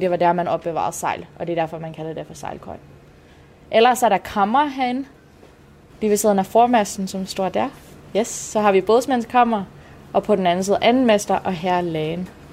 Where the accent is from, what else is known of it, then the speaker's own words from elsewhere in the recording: Canada; Danish is a second language; moved away; Jeg er fra Kanada, som sagt, så jeg er ikke hyret på grund af mit danske sprog. Den har jeg kun lært for tre år siden